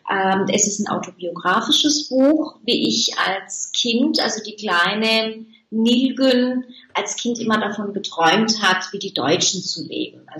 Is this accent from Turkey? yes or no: yes; Turkey; born there; Ich denke ja nicht, dass man mir das anhört, ähm, dass ich gebürtige Türkin bin.